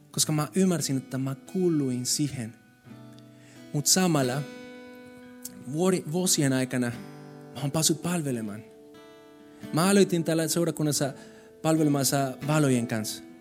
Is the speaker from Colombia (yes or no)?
yes; Colombia; Finnish is a second language; now in Finland; Siis mä tulin Kolumbiasta, kaikki oli kiva siellä ja täällä oli keskellä talvea. Kylmä, ihan sairaan kylmä, pimeä. Mutta tiedätkö mitä? Mä tulin suhelle ja sinä päivänä ihmiset palvelisivat muut ne rakasti minua. Vaikka mä olin semmoinen, semmoinen latino.